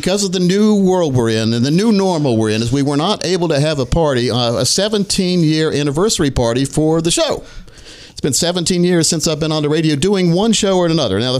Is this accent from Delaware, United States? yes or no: yes; Delaware, United States; born there; I lived in Delaware. I was born in Delaware, by the way, just a factoid.